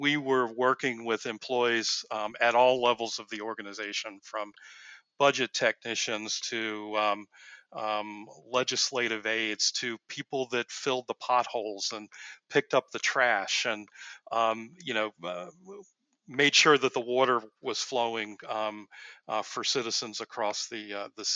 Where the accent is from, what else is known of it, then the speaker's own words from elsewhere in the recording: Newport News, Virginia, United States; moved away; also born or lived in Long Island; I grew up in Newport News, Virginia